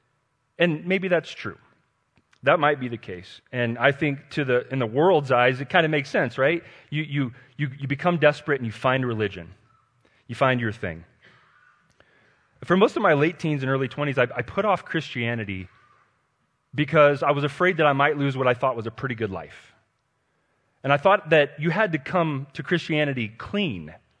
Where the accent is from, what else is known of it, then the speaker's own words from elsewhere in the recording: Denver, Colorado, United States; And I'm a Colorado native. I was born and raised in Denver.